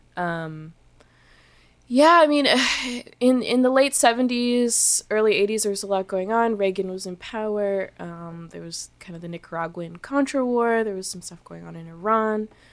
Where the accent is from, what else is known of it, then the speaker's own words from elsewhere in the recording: Canada; feeling like so Canadian